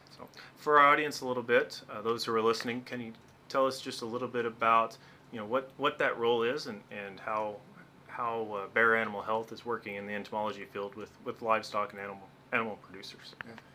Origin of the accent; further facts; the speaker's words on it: Arkansas, United States; now in Montana, United States; growing up in Arkansas